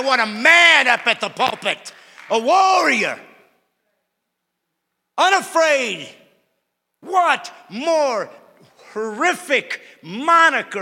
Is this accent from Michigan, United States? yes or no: no; Bremen, Indiana, United States; moved away; I was born in Bremen, Indiana, a tiny little two-stoplight town.